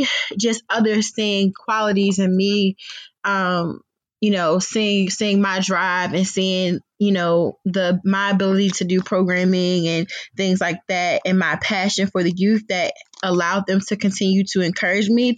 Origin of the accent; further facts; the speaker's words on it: Prince George's County, Maryland, United States; moved away as an adult; now in Baltimore, United States; I am originally from Prince George's County. I made my way to the Baltimore area by way of Towson University many, many years ago.